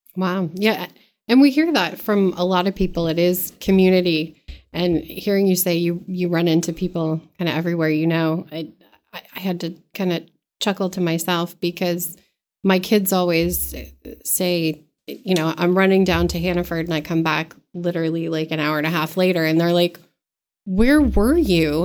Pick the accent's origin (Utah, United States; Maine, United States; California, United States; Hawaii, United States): Maine, United States; Mechanic Falls; I'm from Mechanic Falls, so in R S U sixteen